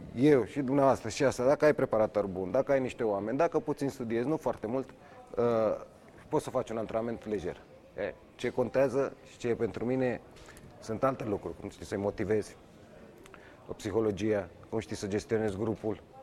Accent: Romania

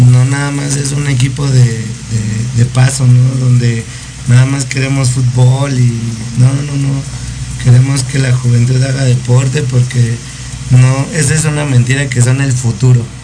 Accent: Durango, Mexico; de Durango.

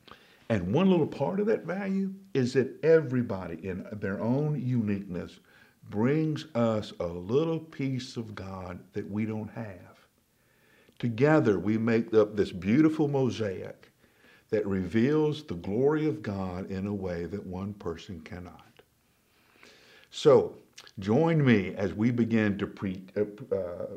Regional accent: Alabama, United States; Now, I grew up in Alabama in the 60s and 70s

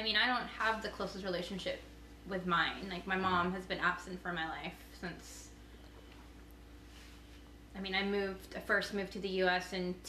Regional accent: United States; growing up in America

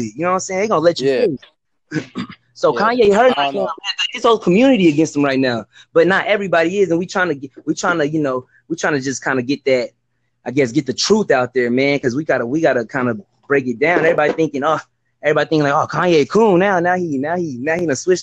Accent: Texas, United States; also born or lived in Dallas; I'm from Texas

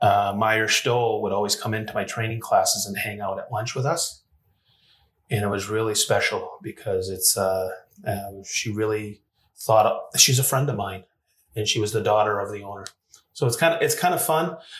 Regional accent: Maine, United States; also born or lived in Fort Lauderdale, Florida; now in Whitestown, United States; I grew up in Maine, but I lived in Fort Lauderdale, and that's where my cabinet shop was.

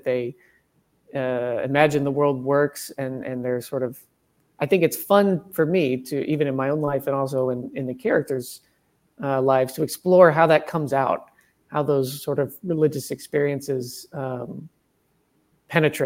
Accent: rural Missouri, United States; I grew up in rural Missouri, and my dad was a Southern Baptist pastor

